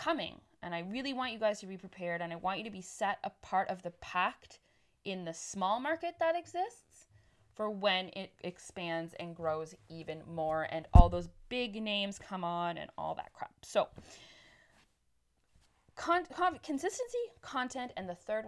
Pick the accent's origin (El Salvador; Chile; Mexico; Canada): Canada; moved away as an adult; I've moved 1,500 kilometers across Canada back to my hometown